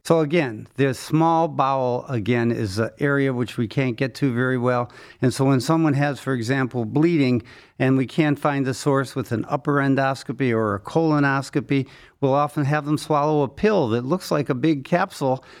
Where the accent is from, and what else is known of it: Cleveland, Ohio, United States; born or raised there